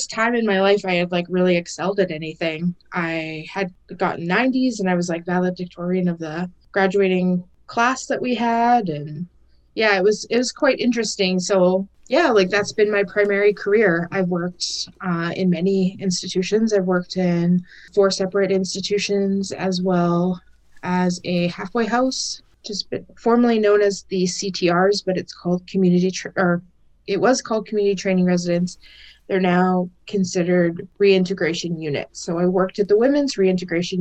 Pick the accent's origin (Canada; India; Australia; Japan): Canada; The Pas, Manitoba; moved away as an adult; now in Saskatoon, Canada; So I'm currently living in Saskatoon, but I was raised and I'm from the Paw, Manitoba